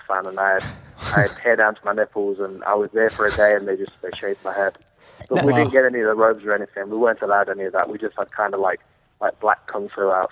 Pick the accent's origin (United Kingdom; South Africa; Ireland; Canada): United Kingdom; England; also born or lived in Los Angeles, California; now in Las Vegas, United States; I'm from England, you see. We like the cold and the grey